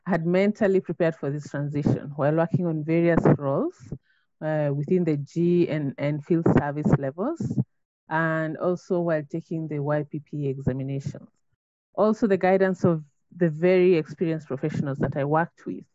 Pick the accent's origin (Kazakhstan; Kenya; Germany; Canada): Kenya; I'm a Kenyan national and a mother of three